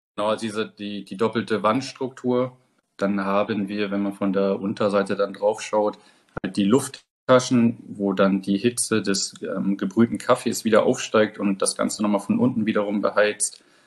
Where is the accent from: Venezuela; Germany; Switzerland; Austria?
Germany; bei uns in Deutschland